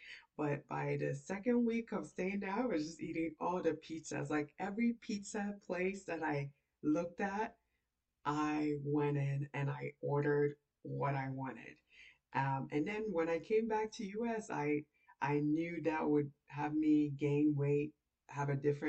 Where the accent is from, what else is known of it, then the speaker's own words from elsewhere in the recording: Nigeria; I'm Nigerian.